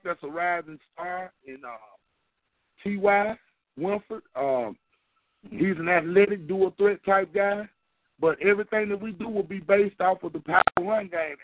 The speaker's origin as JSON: {"language": "English", "region": "the South", "country": "United States", "said": "I'm from the South"}